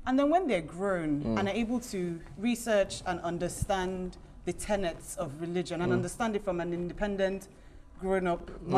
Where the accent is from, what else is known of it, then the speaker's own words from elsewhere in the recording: Nigeria; I know it's very, very controversial as a Nigerian man to say if I have.